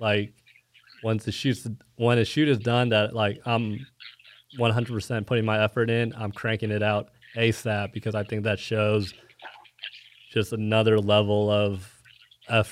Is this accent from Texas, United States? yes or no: yes; Plano, Texas, United States; moved away as an adult; also born or lived in Dallas, Texas / Arkansas; now in Kansas City, United States; I grew up in Dallas, Plano, Texas